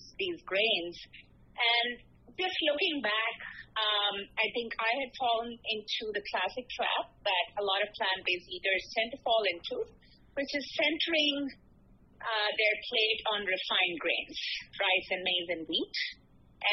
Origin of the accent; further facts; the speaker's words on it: India; now in New York, United States; I grew up in India where, you know, culturally a lot of people are vegetarian